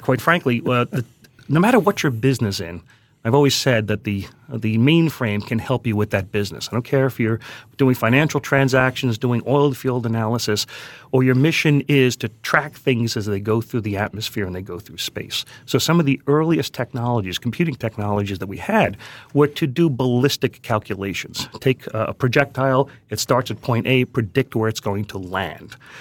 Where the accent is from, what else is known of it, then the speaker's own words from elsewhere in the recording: New York City, New York, United States; I grew up in Queens